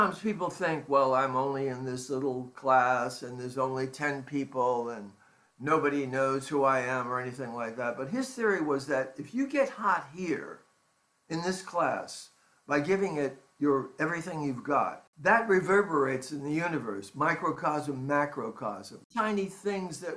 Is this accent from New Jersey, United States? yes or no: yes; Jersey City, New Jersey, United States; also born or lived in New York City; when I was 8 years old, my parents bought a home in Jersey City